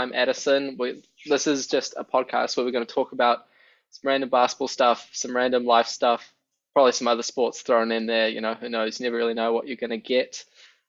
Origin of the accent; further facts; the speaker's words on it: New Zealand; we're all from New Zealand.